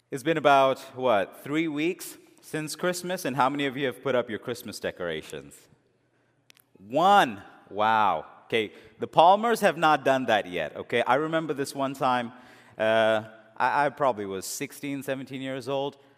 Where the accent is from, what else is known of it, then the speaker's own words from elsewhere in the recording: India; also born or lived in England; All that I'd seen in those movies growing up in India and in England, it was all there.